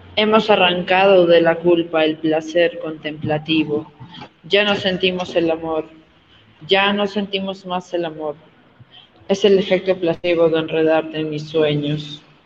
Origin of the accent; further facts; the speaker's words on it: Arequipa, Peru; now in Cusco, Peru; soy arequipeña y eh, estoy radicando en Cusco